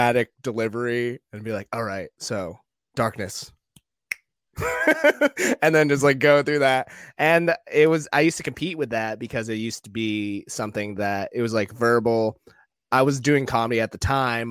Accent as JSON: {"language": "English", "region": "Maine", "country": "United States", "moved": "yes", "lives_now": "New York, United States", "said": "I'm from Maine"}